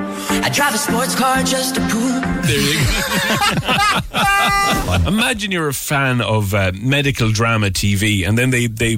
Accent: Castlebar, Connacht, Ireland; When McDonald's opened in Castlebar in my hometown.

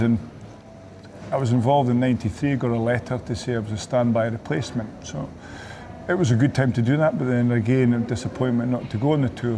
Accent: the Borders, Scotland, United Kingdom; we came from the Borders

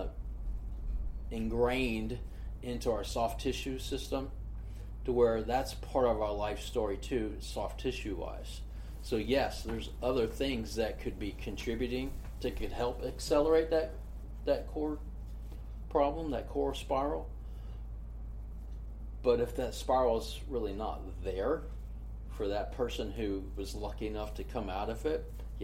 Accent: Gainesville, Florida, United States; I grew up in Gainesville, right? Gainesville, Florida was, in the 70s, was like a mecca for running

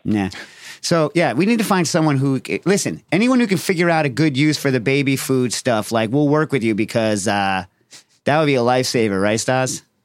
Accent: New York City, New York, United States; as a New Yorker from that time

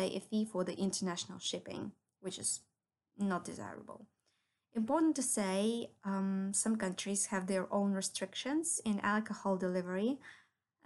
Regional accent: Ukraine; I'm originally from Ukraine

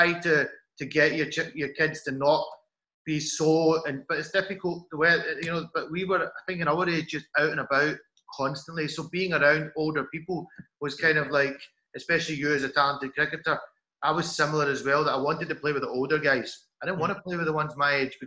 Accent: Scotland, United Kingdom; being a Scottish Pakistani growing up

